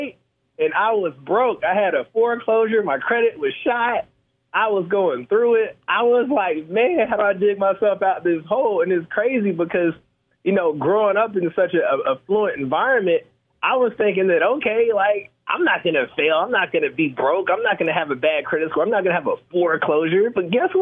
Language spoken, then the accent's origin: English; Atlanta, Georgia, United States; I'm born and raised in Atlanta, Georgia, and pretty much I grew up in real estate.